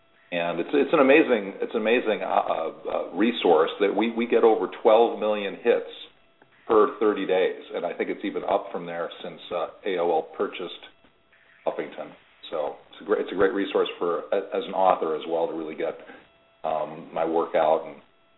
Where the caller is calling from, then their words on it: Florida, United States; I'm calling from Florida.